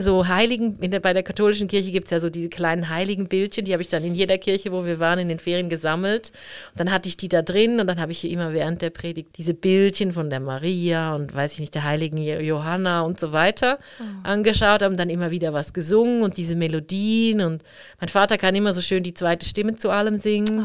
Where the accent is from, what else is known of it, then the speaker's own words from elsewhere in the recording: Zurich, Switzerland; ich bin ja in der Stadt Zürich aufgewachsen